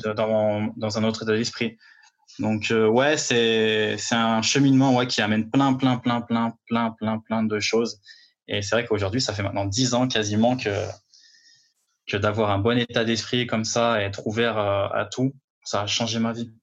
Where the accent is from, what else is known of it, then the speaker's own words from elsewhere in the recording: Villefontaine, Auvergne-Rhône-Alpes, France; moved away as an adult; now in Paris, France; je viens de, de banlieue lyonnaise, Villefontaine